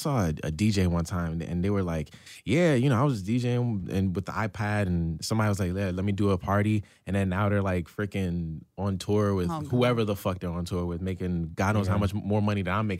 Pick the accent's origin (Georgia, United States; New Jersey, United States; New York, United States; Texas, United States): New Jersey, United States; Newark; Now I'm from Newark, New Jersey, and, you know, obviously I grew up rough, but I'm from Haitian descent